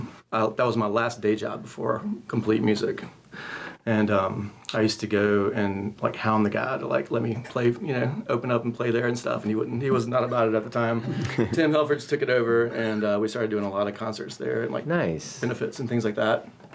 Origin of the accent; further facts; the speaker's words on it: Statesville, North Carolina, United States; Statesville, North Carolina.